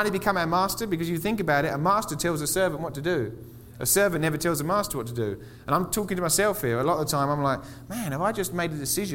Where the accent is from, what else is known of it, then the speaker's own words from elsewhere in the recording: England, United Kingdom; moved away as an adult; now in Colorado Springs, United States; I'm from England. In England, they give us the TB vaccination as kids